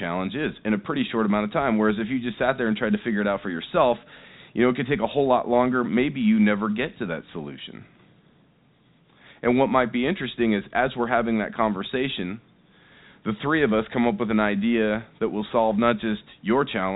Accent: Seattle, Washington, United States; I'm here in Las Vegas. I'm obviously from Seattle, Washington.

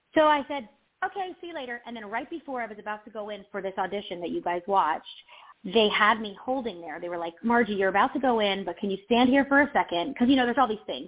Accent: Delaware, United States; I'm from, I'm from, I grew up in Delaware

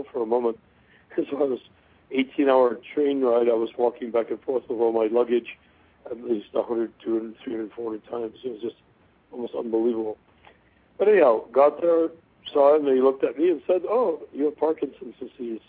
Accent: California, United States; I was born in California in a rural atmosphere

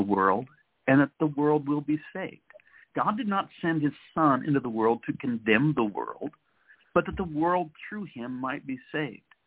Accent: United States; I'm an American

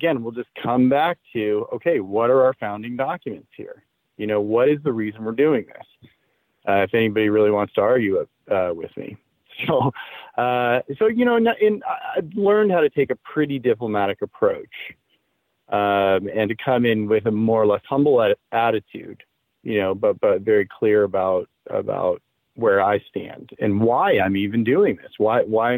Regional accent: Indiana, United States; I grew up in the Midwest, you know, in Indiana during the 70s and 80s was when I was in school

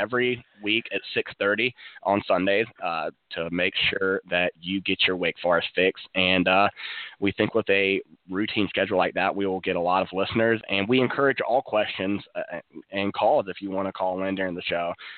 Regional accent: Winston-Salem, North Carolina, United States; I grew up in Winston-Salem

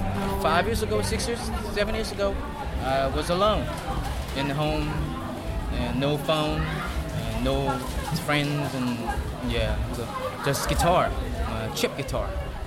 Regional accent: Jeju City, Jeju, South Korea; Jeju City.

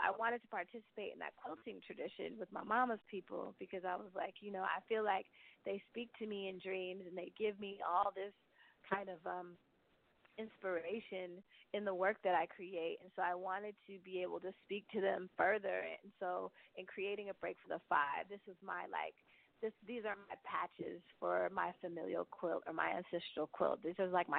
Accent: the Bay Area, California, United States; now in Brooklyn, United States; I grew up in the Bay

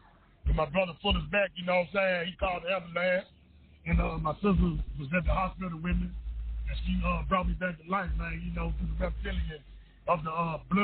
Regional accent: Memphis, Tennessee, United States; growing up in Memphis. It was rough, man

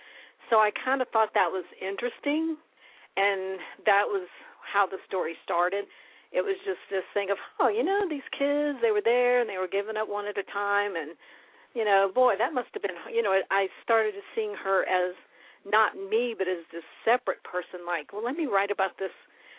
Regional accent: West Virginia, United States; born there; I was born in West Virginia

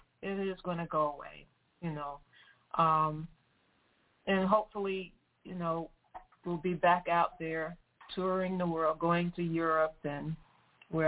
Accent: Detroit, Michigan, United States; now in South Florida, United States; I'm from Detroit, Michigan

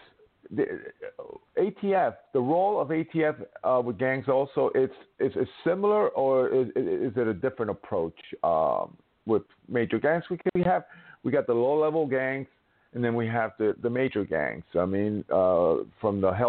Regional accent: New York City, New York, United States; I'm from New York City

